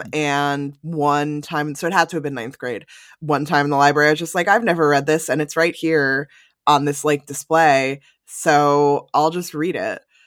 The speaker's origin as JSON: {"language": "English", "region": "New Jersey suburbs", "country": "United States", "tie": "born or raised there", "said": "I grew up in the New Jersey suburbs"}